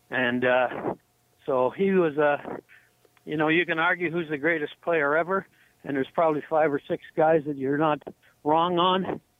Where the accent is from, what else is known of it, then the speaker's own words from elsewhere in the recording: Sarnia, Ontario, Canada; born there; I was born in Sarnia, Ontario, so that was the closest NHL team.